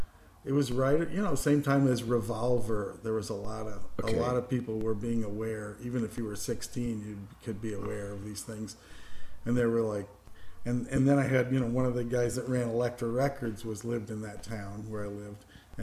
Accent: Indiana, United States; born there; also born or lived in New York; I was born in Indiana, but I mean

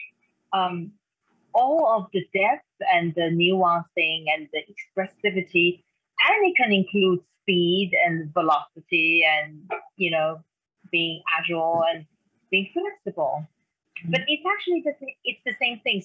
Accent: Taiwan; English is a second language; moved away; I grew up in Taiwan, and that's where I am right now, visiting my mother

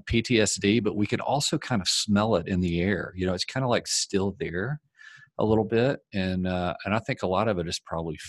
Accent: Arkansas, United States; now in Colorado Springs, United States; I was raised in the South, and I mean, I can tell you, I came up around a pretty kind of soft racist culture in my family. And it was something that once I moved out of Arkansas, it was something I just felt free.

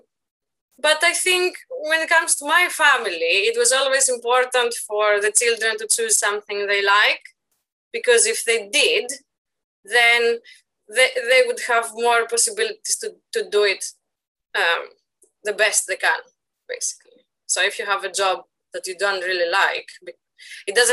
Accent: Athens, Attica, Greece; moved away as an adult; now in Sheffield, United Kingdom; I was born in Athens, Greece, in 1986, in a region of Attica called Agian Argyri. And I went to school there, and I lived there for 30 years until I moved to Britain in 2016

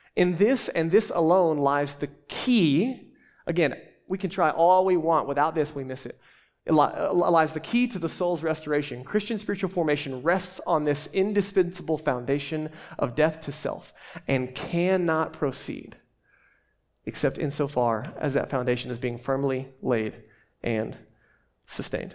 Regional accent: the South, United States; accent: southern; moved away as an adult; now in Boulder, United States; I'm too southern for

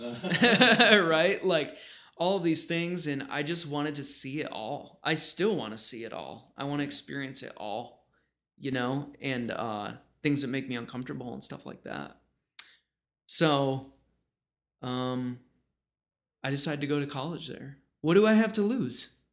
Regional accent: Rochester, Buffalo area, New York, United States; moved away; also born or lived in China; I'm from the Rochester, Buffalo area

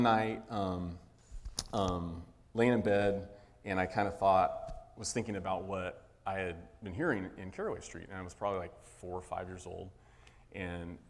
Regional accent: Pacific Grove, California, United States; So Wes and I grew up in Pacific Grove, California, near Monterey

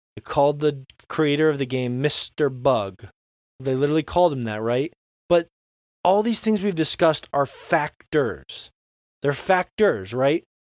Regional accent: Florida, United States; when I was, you know, ten years old growing up in Florida

